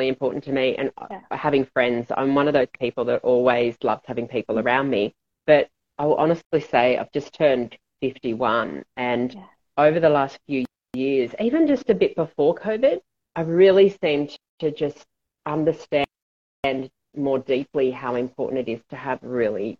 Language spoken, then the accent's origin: English; Australia; I was brought up in Australia and we had a pool